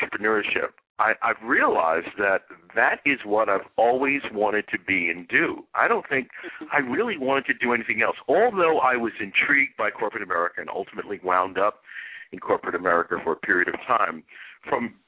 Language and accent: English; New York City, New York, United States; I'm from Brooklyn, New York